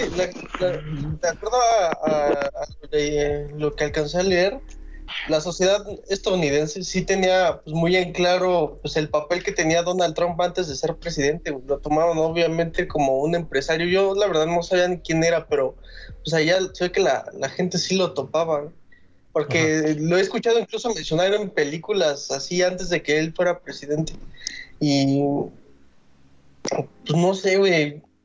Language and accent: Spanish; Mexico; como mexicanos